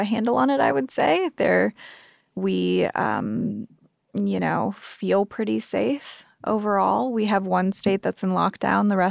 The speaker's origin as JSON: {"language": "English", "country": "United States", "moved": "as an adult", "lives_now": "Sydney, Australia", "said": "I'm American, but I live in, you know, Australia right now."}